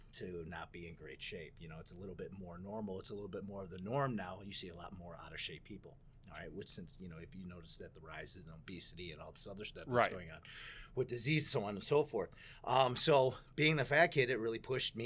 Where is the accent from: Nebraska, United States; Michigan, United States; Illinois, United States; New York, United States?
Illinois, United States; Chicago; I grew up in Marquette Park on the south side of Chicago